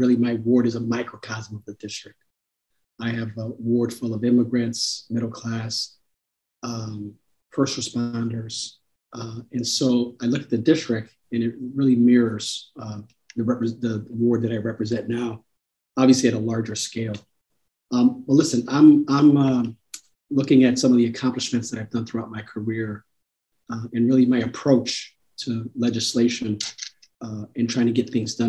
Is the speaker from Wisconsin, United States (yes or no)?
no; Chicago, Illinois, United States; I grew up in Chicago Housing Authority. So I've seen my mom struggle as a single mom raising two boys in the city of Chicago